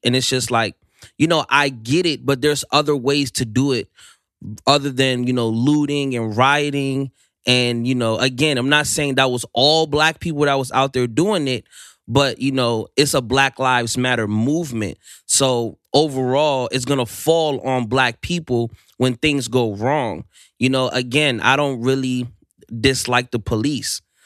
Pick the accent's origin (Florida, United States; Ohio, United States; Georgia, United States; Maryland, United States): Maryland, United States; Silver Spring; I'm from Silver Spring, Maryland. Um, it's, uh, in the D M V area